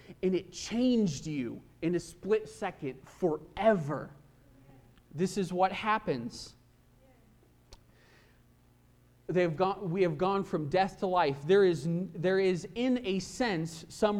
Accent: Kansas, United States; I grew up mostly in Kansas

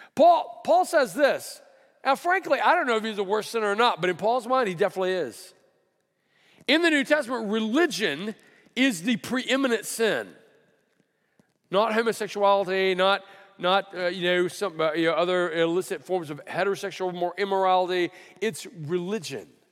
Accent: Alabama, United States; now in California, United States; I grew up in Alabama

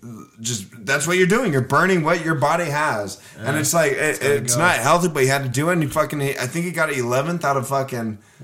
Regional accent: La Mirada, California, United States

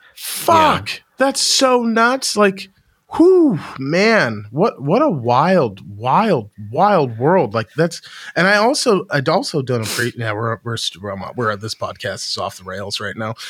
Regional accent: United States; I'm American

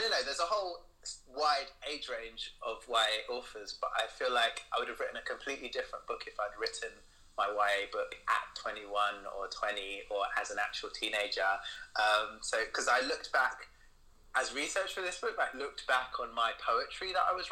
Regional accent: London, United Kingdom; moved away as an adult; now in Glasgow, United Kingdom; I'm originally from London, but I moved for love.

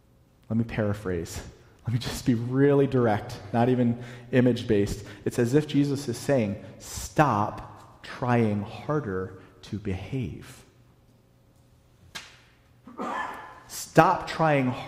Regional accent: Virginia, United States; moved away as an adult; also born or lived in North Carolina / the South; now in New England, United States; I grew up in Virginia, and then I lived in North Carolina for almost a decade, and we moved up here

